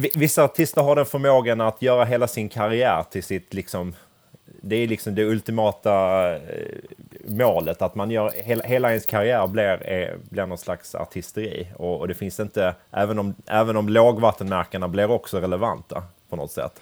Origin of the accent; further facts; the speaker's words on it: Crete, Greece; moved away; Jag kommer ju från Kreta